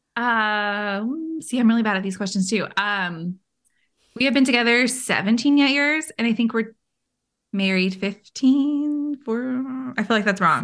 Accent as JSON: {"language": "English", "area": "Bay Area", "region": "California", "country": "United States", "moved": "yes", "said": "I am from California as well and from the Bay Area, so not far from Monterey"}